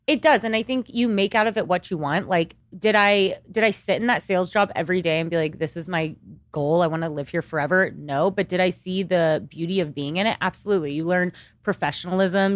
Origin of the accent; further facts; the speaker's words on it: Kingwood, Texas, United States; moved away as an adult; also born or lived in Austin, Texas; now in New York City, United States; I grew up in Texas my entire life